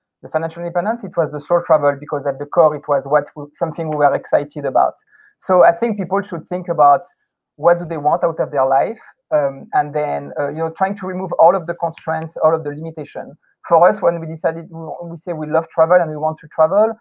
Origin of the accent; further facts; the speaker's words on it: France; moved away as an adult; also born or lived in United States / California; now in Taiwan; growing up in France